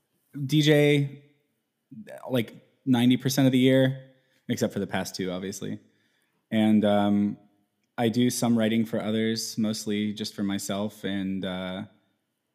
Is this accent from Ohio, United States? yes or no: no; Houston, Texas, United States; moved away as an adult; also born or lived in Dallas, Texas; now in Seattle, United States; I was born in Houston, Texas